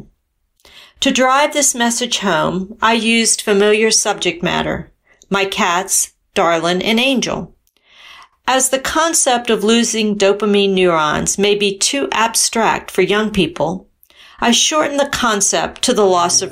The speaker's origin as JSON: {"language": "English", "country": "United States", "said": "I'm from the United States"}